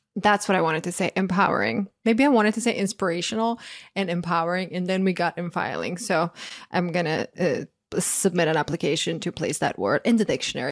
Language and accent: English; Croatia; moved away; I grew up in Croatia